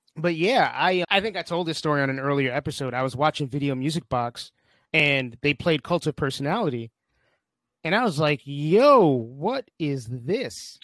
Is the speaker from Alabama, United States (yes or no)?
no; New York City, New York, United States; I spent most of my childhood in New York City